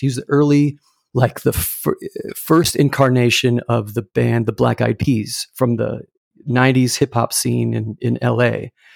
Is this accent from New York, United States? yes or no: no; Irvine, California, United States; I grew up in Irvine, California.